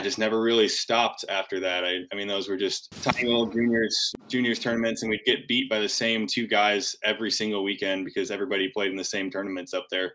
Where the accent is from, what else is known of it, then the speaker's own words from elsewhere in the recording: Grand Rapids, Michigan, United States; I'm from from Grand Rapids, Michigan originally